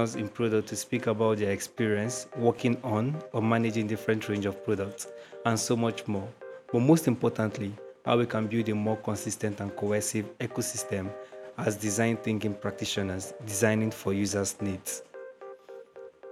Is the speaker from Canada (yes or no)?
no; Nigeria; I am a digital product designer from Nigeria.